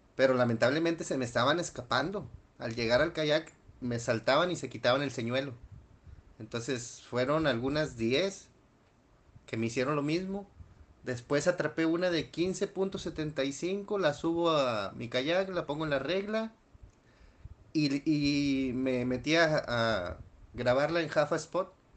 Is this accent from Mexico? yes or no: yes; Nuevo León, Mexico; soy de Nuevo León, México